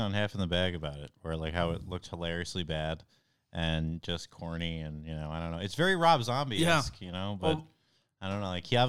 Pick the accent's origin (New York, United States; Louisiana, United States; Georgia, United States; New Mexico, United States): New York, United States; Valley Stream; He's from my hometown.